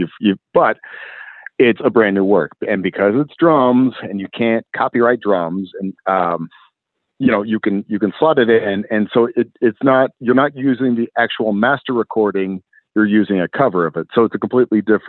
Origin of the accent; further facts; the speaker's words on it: Indiana, United States; grew up in Indiana